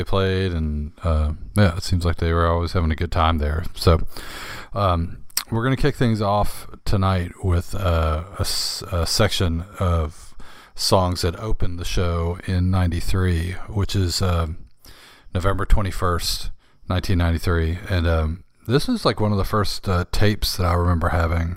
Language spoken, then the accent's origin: English; New Orleans, Louisiana, United States; Growing up in New Orleans